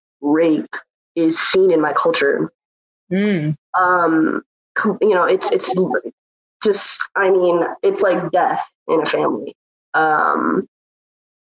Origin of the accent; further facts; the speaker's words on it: Pakistan; I'm from Pakistan. I've grown up with that culture